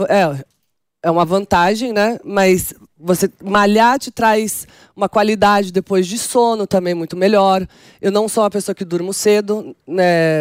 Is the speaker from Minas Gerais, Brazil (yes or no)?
no; São Paulo, Brazil; first language Portuguese; also born or lived in Milan; Eu sou da periferia de São Paulo, Jardim Selma